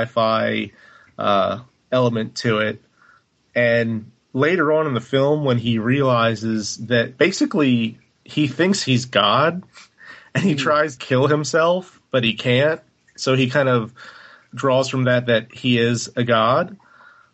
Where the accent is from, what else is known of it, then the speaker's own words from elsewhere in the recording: United States; an ugly American